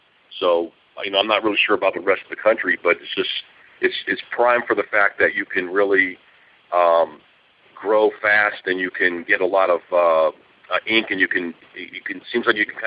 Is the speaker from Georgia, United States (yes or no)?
yes; Atlanta, Georgia, United States; moved away as an adult; now in Los Angeles, United States; we're from Atlanta